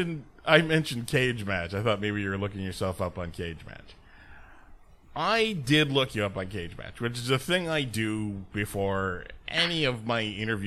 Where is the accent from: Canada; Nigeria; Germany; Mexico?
Mexico; Oh, I'm Mexican.